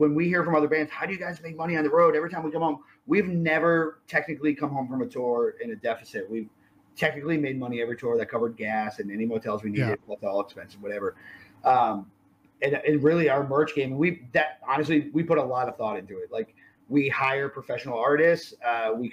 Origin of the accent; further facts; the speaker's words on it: East Coast, United States; moved away as an adult; now in Texas, United States; growing up in East Coast